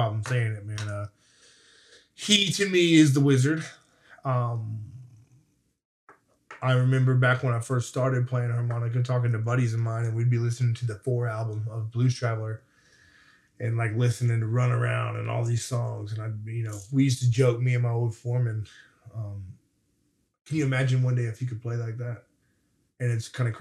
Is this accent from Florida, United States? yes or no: yes; Florida, United States; moved away; also born or lived in Nashville / Murfreesboro; I was young from Florida